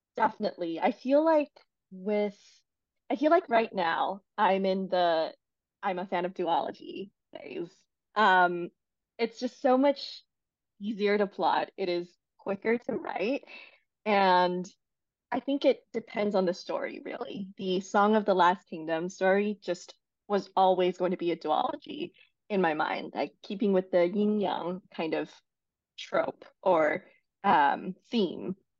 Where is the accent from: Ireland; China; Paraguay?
China; Beijing; English is a second language; moved away as an adult; also born or lived in Paris, France; now in United States; I grew up in China and then um, came to the US for college.